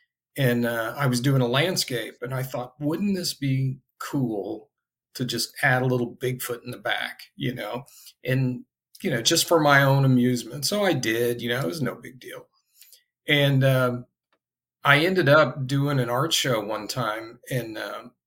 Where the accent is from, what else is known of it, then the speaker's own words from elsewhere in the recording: Indiana, United States; I grew up in Indiana. I'm in Indianapolis currently.